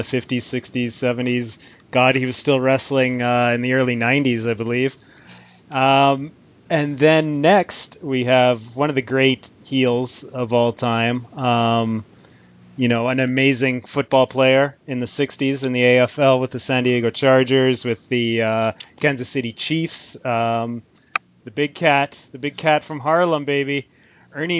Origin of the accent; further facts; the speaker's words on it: Vancouver, British Columbia, Canada; as a Canadian to lose to someone from Toronto being from Vancouver